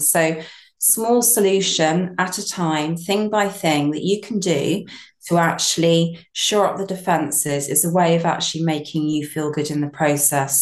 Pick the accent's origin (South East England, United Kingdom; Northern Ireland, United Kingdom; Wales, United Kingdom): South East England, United Kingdom; Brighton; moved away as an adult; I'm from Brighton originally, and I moved to my small holding about 12 years ago